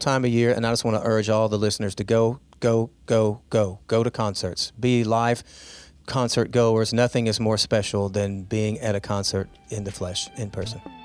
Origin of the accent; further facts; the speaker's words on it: Arkansas, United States; now in Charleston, United States; I'm from Arkansas.